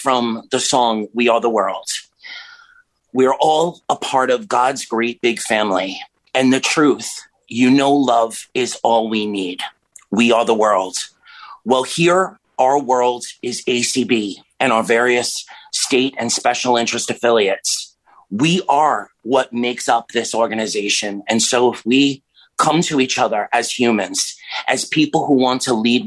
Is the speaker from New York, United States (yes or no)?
yes; New York City, New York, United States; now in Miami, United States; Once from New York City, you're always from New York City, but I come to you from Florida